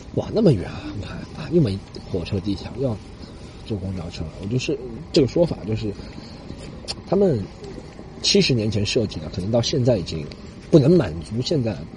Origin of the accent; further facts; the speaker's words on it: China; moved away as an adult; also born or lived in Australia; 我们中国人